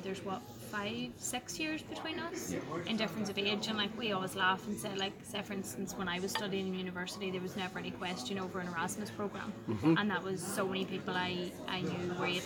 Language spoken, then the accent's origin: English; South Armagh, Northern Ireland, United Kingdom; I come from South Armagh